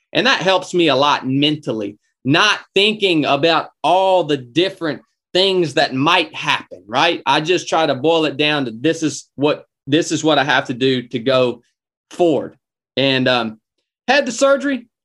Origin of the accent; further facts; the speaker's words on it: North Georgia, United States; I was born and raised in North Georgia